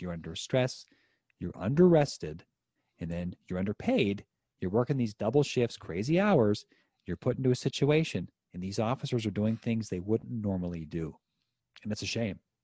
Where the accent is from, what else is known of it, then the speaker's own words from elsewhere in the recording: Western Pennsylvania, United States; my hometown here in Western Pennsylvania